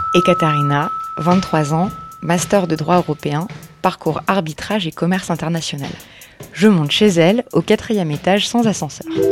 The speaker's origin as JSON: {"language": "French", "region": "Moscow", "country": "Russia", "tie": "born or raised there", "moved": "yes", "lives_now": "France", "said": "je suis née à, Moscou dans les années 90"}